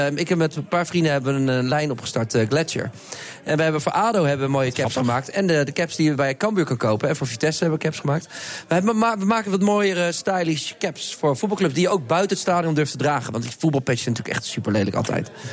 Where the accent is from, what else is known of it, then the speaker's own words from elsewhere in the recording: The Hague, South Holland, Netherlands; ik ben echt een Hagenees. En ik vind het ook eh, ik vind het leuk. Mijn, ik kom uit de straat, de Anton Haasstraat, waar heel veel kinderen wonen. Ik de hele dag buiten speelde